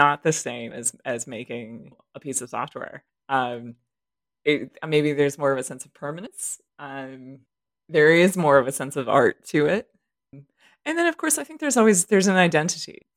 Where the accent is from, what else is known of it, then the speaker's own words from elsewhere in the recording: Berkeley, California, United States; I grew up in a neighborhood, I'm from California originally and from Berkeley, that's sort of outside of San Francisco